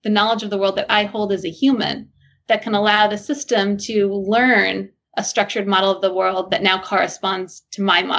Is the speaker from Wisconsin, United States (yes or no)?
no; New Jersey, United States; now in Boston, United States; So I'm originally from New Jersey